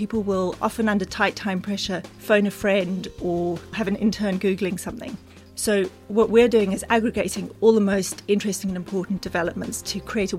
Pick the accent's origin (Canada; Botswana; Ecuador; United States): Botswana; also born or lived in United Kingdom / New Zealand; So I was born in Britain, but spent most of my childhood in Botswana, a little bit in New Zealand, but then Botswana, in the middle of the bush, 200 kilometers from the nearest store